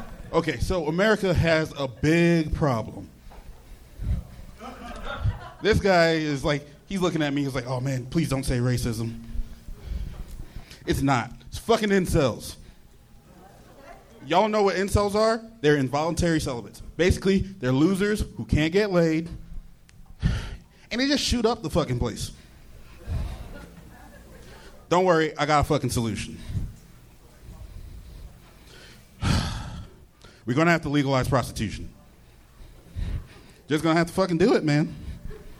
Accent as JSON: {"language": "English", "town": "New York City", "region": "New York", "country": "United States", "tie": "born or raised there", "moved": "as an adult", "lives_now": "Los Angeles, United States", "said": "I was born in New York City"}